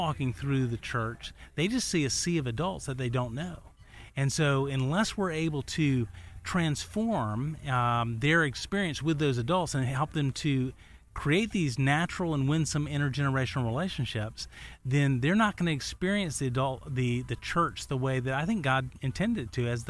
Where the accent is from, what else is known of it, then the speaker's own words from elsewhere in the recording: Chattanooga, Tennessee, United States; I hail from the scenic city of the South, Chattanooga, Tennessee.